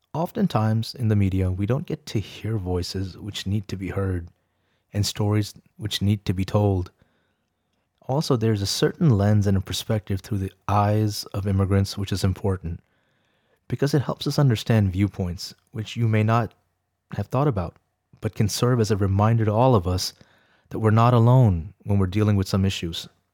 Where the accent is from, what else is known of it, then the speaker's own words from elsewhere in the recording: Arlington, Virginia, United States; English is a second language; also born or lived in Rawalpindi, Pakistan / Beijing, China; We settled down in Arlington, Virginia, close by to D C, and I remember my first day at school at Abingdon Elementary